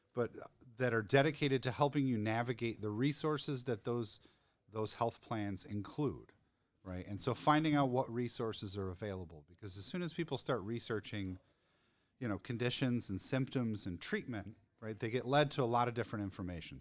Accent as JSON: {"language": "English", "town": "Denver", "region": "Colorado", "country": "United States", "tie": "born or raised there", "said": "my hometown."}